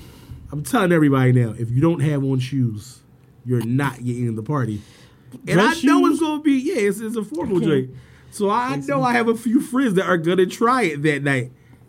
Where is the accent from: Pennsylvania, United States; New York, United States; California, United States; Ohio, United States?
Pennsylvania, United States; Philadelphia